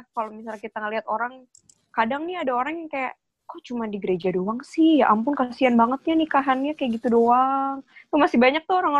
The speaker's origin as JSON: {"language": "Indonesian", "town": "Yogyakarta", "region": "Special Region of Yogyakarta", "country": "Indonesia", "said": "nyokap gue nih dan keluarga besar gue itu masih Jawa banget kita dari Jogja jadi biasanya kakak-kakak tuh sepupu-sepupu gue tante-tante juga masih pakai adat gitu loh"}